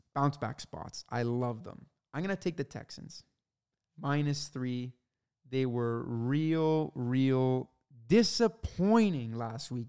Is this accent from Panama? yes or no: no; Canada; he obviously knows we're Canadian